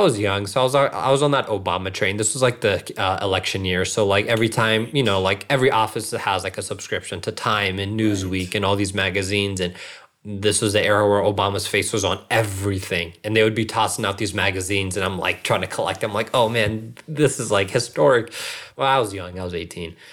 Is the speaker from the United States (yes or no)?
yes; Northern Virginia, United States; also born or lived in Springfield, Virginia / Reston, Virginia / Centreville, Virginia; I was born and raised in Northern Virginia